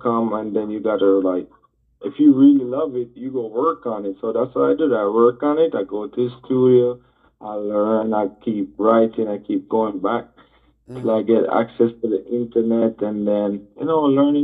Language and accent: English; Montego Bay, Saint James, Jamaica; I'm from Montego Bay, Jamaica